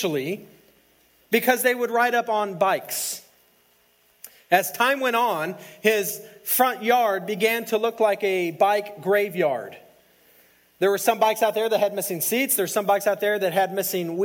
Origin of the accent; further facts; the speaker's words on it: El Paso, Texas, United States; I grew up in El Paso